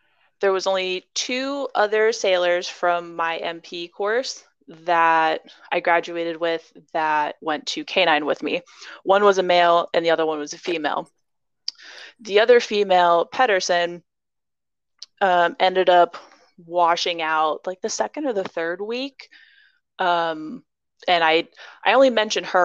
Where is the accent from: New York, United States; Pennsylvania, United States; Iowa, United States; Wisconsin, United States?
Iowa, United States; I grew up in Iowa